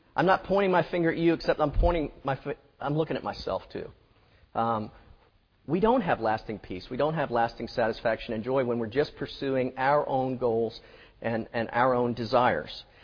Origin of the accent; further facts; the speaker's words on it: Florida, United States; now in Mississippi, United States; I'm from Florida